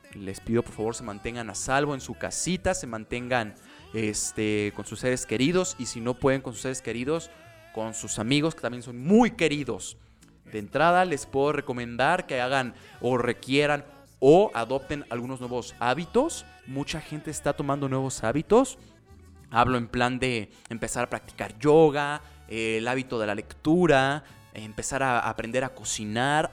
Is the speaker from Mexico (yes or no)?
yes; Mexico; Soy mexicano